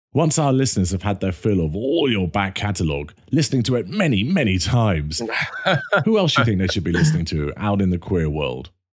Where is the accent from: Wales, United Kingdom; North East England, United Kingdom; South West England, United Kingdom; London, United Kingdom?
London, United Kingdom; I grew up in North London near a place called Camden Town.